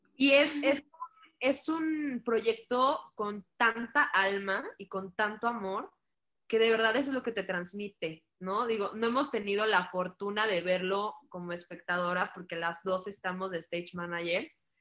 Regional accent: Mexico; como mexicanos

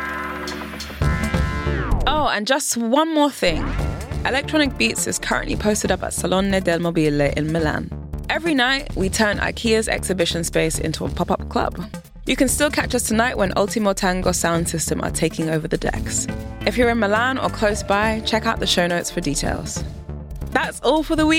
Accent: United Kingdom; now in Berlin, Germany; As a Brit

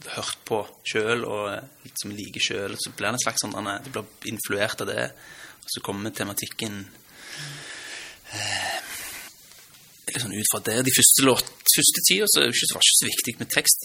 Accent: Stavanger, Rogaland, Norway; born or raised there; accent: Stavanger dialect; also born or lived in Lørenskog

